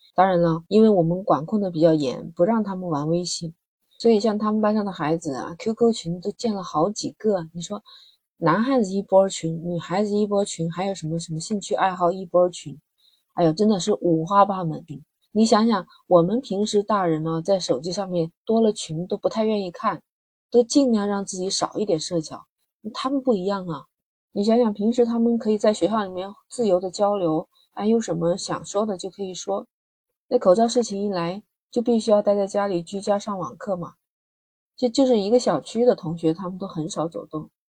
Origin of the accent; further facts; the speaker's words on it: Guangdong, China; 像我们广东这边的学校放寒假大概就是在一月八号